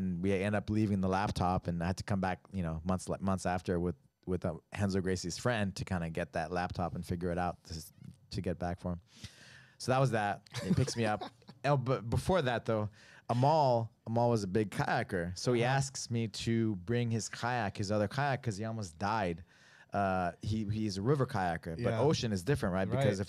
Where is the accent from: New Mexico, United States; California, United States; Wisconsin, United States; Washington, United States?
New Mexico, United States; I mean, I was from New Mexico. I didn't know how to paddle.